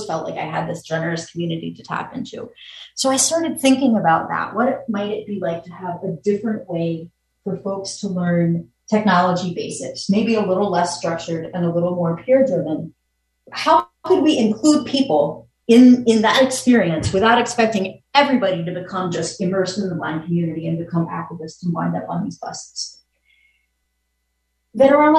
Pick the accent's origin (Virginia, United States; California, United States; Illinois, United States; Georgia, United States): Virginia, United States; now in New York, United States; I was from Virginia